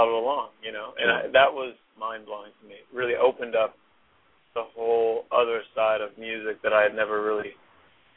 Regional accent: Anderson, Indiana, United States; I was born in Indianapolis, Indiana. But I actually grew up just up the road in Anderson, Indiana

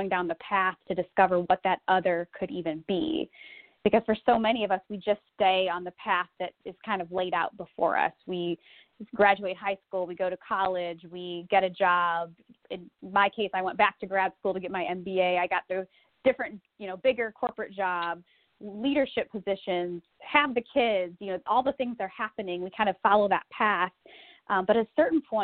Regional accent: Republic, Ohio, United States; moved away as an adult; also born or lived in Silicon Valley, California; my life post-Republic, Ohio

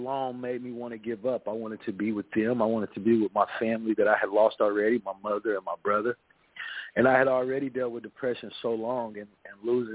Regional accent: Topeka, Kansas, United States; that's where I'm from Central Topeka, from Central United States of America, from Kansas

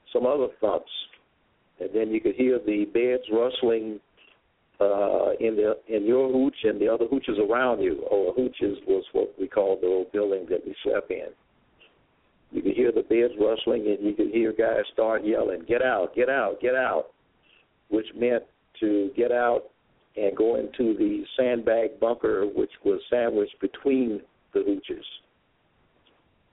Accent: Ocala, Florida, United States; I'm originally from Ocala, Florida. That's a town in central Florida, as well as born and raised

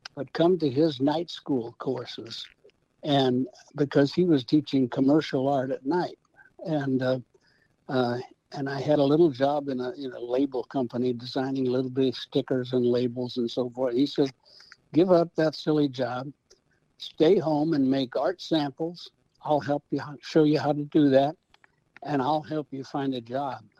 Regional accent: St. Louis, Missouri, United States; we grew up in South St. Louis in the city

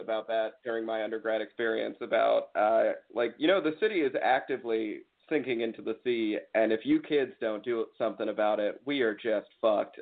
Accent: Potomac, Maryland, United States; also born or lived in New York; born and raised in Potomac, Maryland

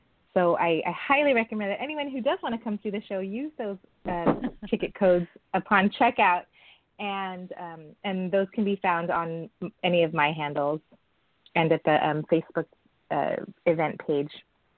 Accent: San Francisco, California, United States; I was born and raised in San Francisco

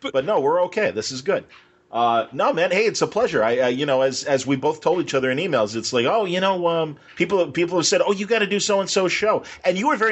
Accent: Chicago, Illinois, United States; because I grew up in Chicago, we had our local promoter was Bob Luce

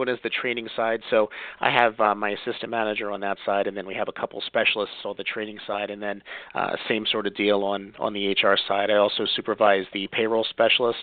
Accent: Pennsylvania, United States; I am from Pennsylvania, born and bred

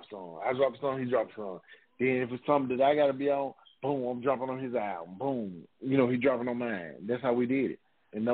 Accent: Memphis, Tennessee, United States; I'm from the Magnolia in Memphis

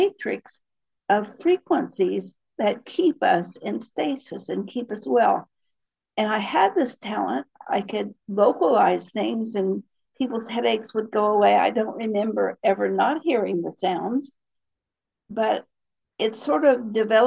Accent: Appalachia, United States; I was raised in Appalachia.

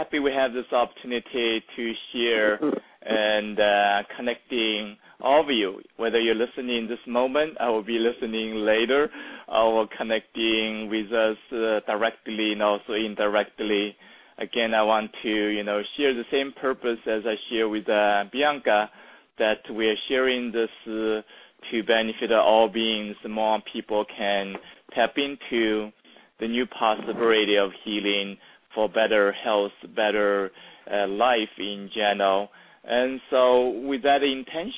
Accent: China; moved away as an adult; now in United States; I was raised in China in a small village

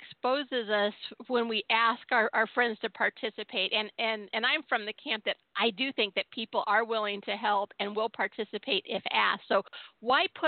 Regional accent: Southern California, United States; I was born and raised in California, my parents came from Tennessee to Southern California

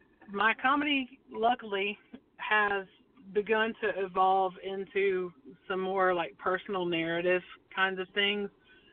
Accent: Somerville, Alabama, United States; I'm from a small town in between those two called Somerville, Alabama.

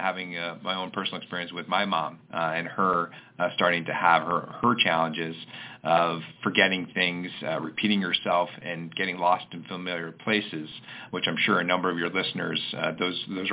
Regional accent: Oregon, United States; I grew up in Oregon

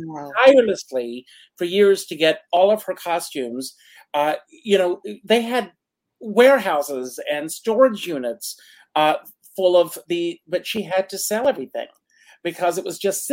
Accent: Conway, South Carolina, United States; in my hometown of South Carolina, in Conway, South Carolina

